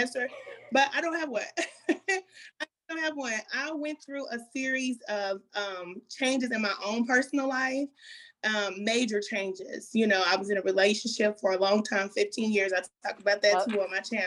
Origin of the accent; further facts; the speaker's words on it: Kansas City, Missouri, United States; I'm from Kansas City, Missouri, born and raised